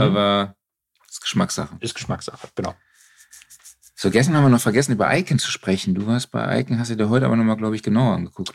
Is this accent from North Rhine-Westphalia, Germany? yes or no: yes; Cologne, North Rhine-Westphalia, Germany; als Kölner